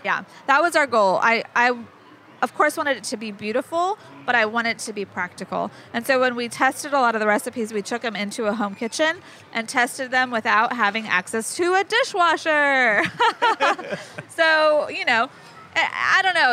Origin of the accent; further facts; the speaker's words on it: Mojave Desert, California, United States; now in Cumberland Island, Georgia, United States; I grew up in the Mojave Desert of California, the high desert there